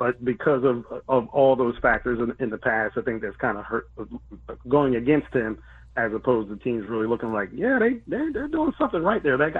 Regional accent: Philadelphia, Pennsylvania, United States; moved away; I'm from Philly, originally from Philly.

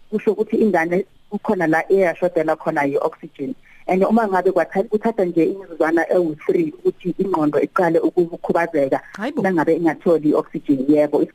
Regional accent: Johannesburg, Gauteng, South Africa; accent: Johannesburg Zulu; isiZulu sami lesiZulu saseGoli

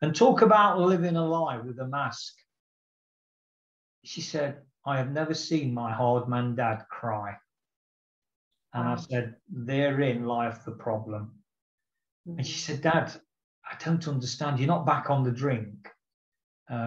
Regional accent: England, United Kingdom; I'm not an Irishman, I'm an Englishman

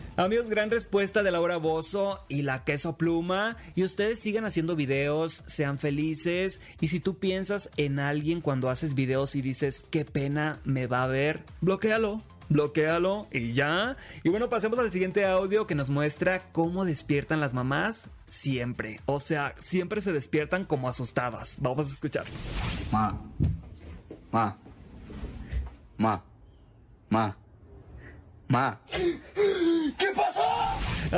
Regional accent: Mexico; yo como mexicano

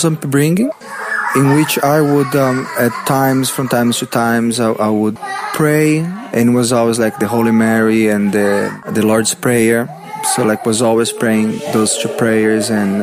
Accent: São Paulo, Brazil; English is a second language; moved away as an adult; also born or lived in Macapá, Amapá, Brazil; now in Gold Coast, Australia; I was born in Brazil, in the far north in Brazil. I'm in a place called Macapá.

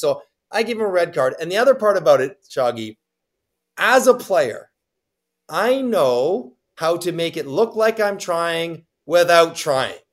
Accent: Toronto, Ontario, Canada; I'm from Toronto

